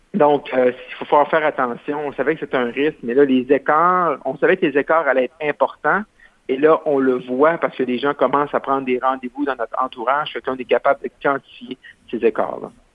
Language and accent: French; Roberval, Quebec, Canada; c'est mon patelin chez moi où je suis né, qui est Robert valby